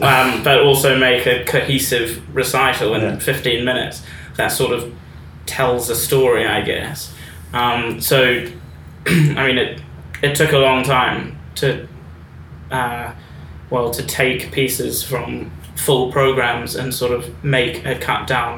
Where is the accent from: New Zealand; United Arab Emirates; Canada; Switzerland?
New Zealand; moved away; I moved over from New Zealand and there was enough on my mind already without adding competitions and everything on top of that.